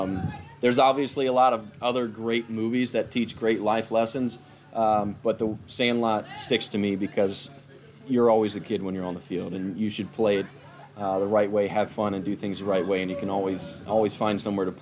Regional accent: Sandusky, Ohio, United States; I was born in Sandusky, Ohio, which is about an hour west of Cleveland.

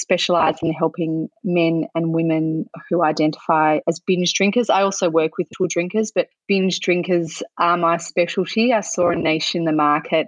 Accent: Australia; growing up in Australia, there's just so much cultural pressure and normalisation of drinking everywhere

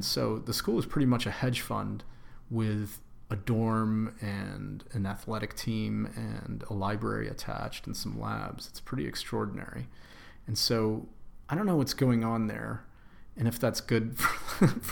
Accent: Greenwich, Connecticut, United States; I grew up in Greenwich, Connecticut, very affluent suburb

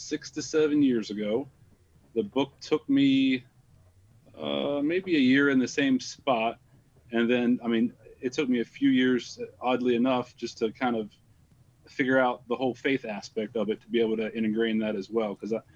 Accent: Pennsylvania, United States; also born or lived in Columbus, Ohio; now in Ohio, United States; I'm originally from Pennsylvania.

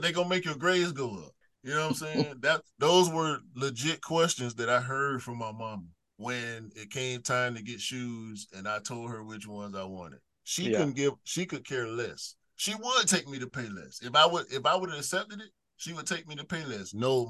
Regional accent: Atlanta, Georgia, United States; Born and raised, yeah.

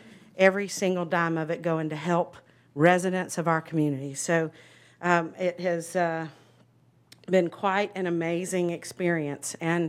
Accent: Fleming, Georgia, United States; moved away as an adult; also born or lived in Hinesville, Georgia; I grew up in Fleming most of my time.

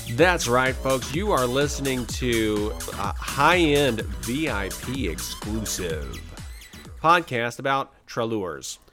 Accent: the South, United States; I'm from the South

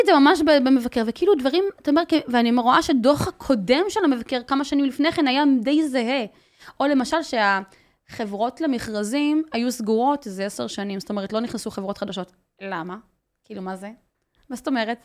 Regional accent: Migdal HaEmek, Northern District, Israel; moved away as an adult; now in Haifa, Israel; אני חיה בחיפה, גדלתי במגדל העמק, אבל חיה בחיפה

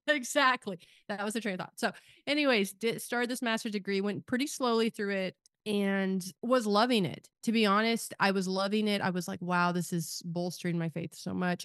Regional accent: Kansas, United States; I live in Kansas now, I grew up in Kansas

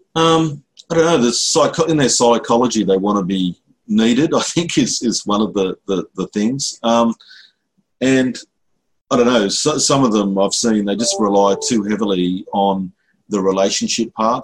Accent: Lismore, New South Wales, Australia; also born or lived in Sydney; now in Brisbane, Australia; that's my hometown, basically. I grew up in Lismore

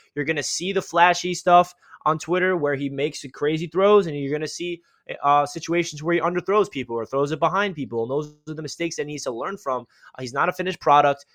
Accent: East Meadow, New York, United States; I'm from East Meadow, so those high school rivalries were, uh, legit.

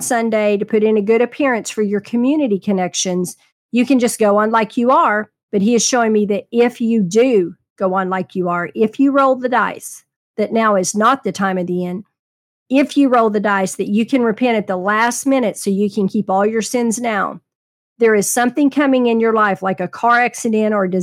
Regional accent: Texas, United States; I was raised in Texas

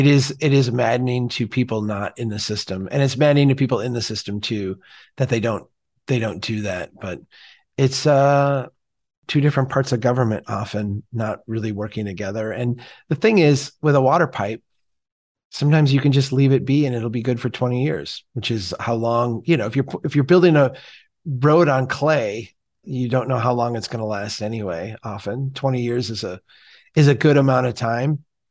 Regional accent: Minnesota, United States; because as a Minnesotan, I would probably say it differently than the way you would say it.

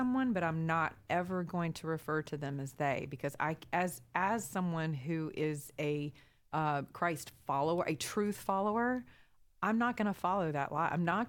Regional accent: the South, United States; I'm from the South

